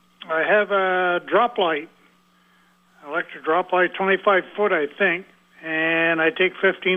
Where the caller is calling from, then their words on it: South Burlington, Vermont, United States; Yeah, this is … from South Burlington.